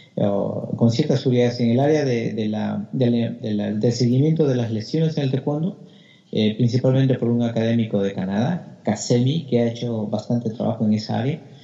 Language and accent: Spanish; Peru; now in Australia; por lo menos en el Perú no había entrenamiento este, sistematizado